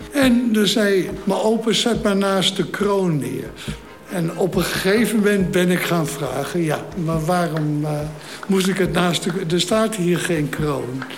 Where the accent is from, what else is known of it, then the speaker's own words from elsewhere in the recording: Amsterdam, North Holland, Netherlands; Ik ben in de Oostadestraat geboren. En daarna zijn we verhuisd naar de Lutmaastraat, Dus op nummer 90